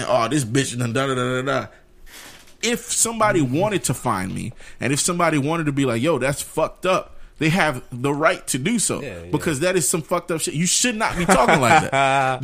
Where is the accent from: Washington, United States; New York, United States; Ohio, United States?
New York, United States; growing up in New York